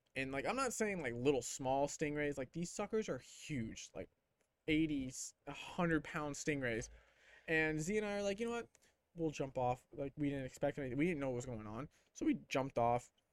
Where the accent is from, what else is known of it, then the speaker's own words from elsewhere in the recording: Clearwater, Florida, United States; I'm from Clearwater